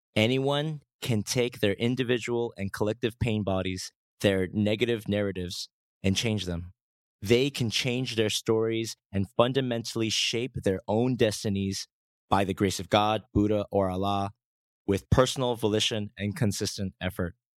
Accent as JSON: {"language": "English", "country": "United States", "tie": "born or raised there", "moved": "as an adult", "lives_now": "Korea", "said": "growing up in America, only to move back to Korea in two thousand twelve"}